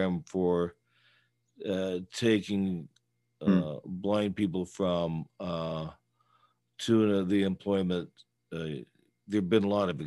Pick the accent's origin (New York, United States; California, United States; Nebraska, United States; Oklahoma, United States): California, United States; the Bay Area; moved away; I was originally from the Bay Area, but I'm still in many ways rooted there still